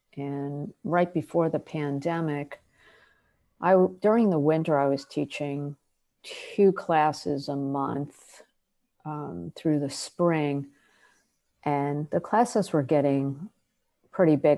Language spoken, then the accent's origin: English; New Jersey, United States; I'm from New Jersey, we're both Jewish